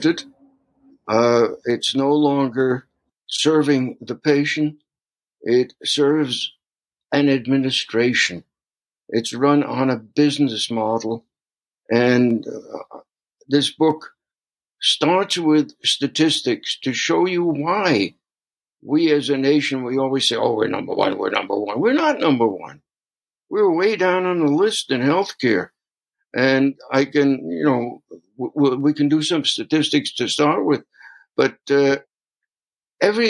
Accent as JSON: {"language": "English", "town": "New York City", "region": "New York", "country": "United States", "tie": "born or raised there", "also_born_or_lived": "Brooklyn", "moved": "as an adult", "lives_now": "Minnesota, United States", "said": "I grew up in New York City"}